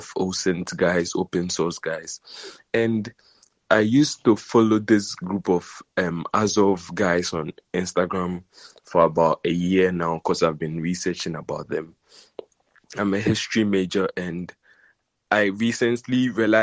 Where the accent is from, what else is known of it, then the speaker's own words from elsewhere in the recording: Ghana; I'm actually from Ghana